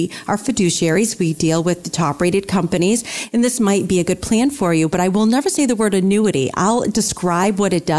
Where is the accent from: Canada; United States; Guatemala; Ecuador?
United States; New England; growing up in New England